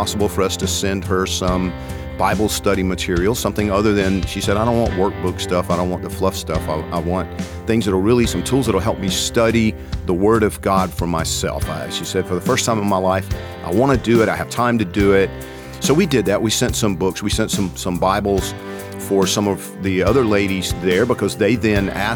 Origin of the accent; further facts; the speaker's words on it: Georgia, United States; I'm from Georgia